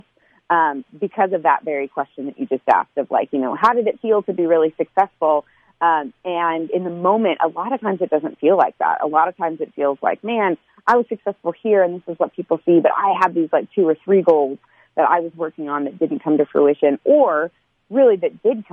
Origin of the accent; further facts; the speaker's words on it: United States; I would go home to the United States